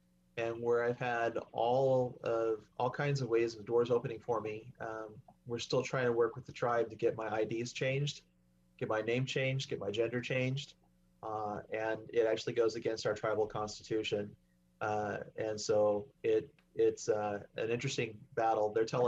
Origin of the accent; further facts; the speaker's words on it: Oklahoma, United States; I said, Mom, we're from Oklahoma.